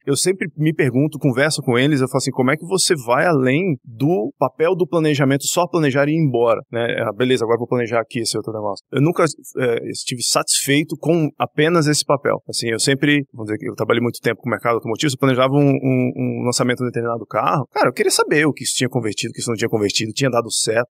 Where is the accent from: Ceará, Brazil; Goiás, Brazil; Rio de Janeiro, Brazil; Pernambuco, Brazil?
Pernambuco, Brazil; Recife; moved away as an adult; now in São Paulo, Brazil; eu sou de Recife, né? Eu iniciei minha carreira publicitária em Recife